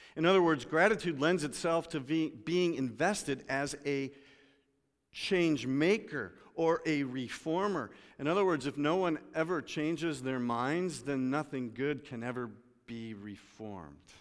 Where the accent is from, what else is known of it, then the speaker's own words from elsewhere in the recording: United States; I'm an American.